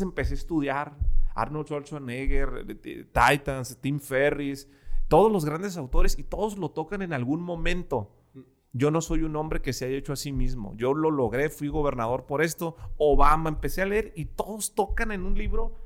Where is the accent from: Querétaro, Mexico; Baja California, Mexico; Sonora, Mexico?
Baja California, Mexico; Ensenada; moved away as an adult; now in Guadalajara, Mexico; Yo nací en Ensenada, Baja California. Crecí a los 23 años, me vine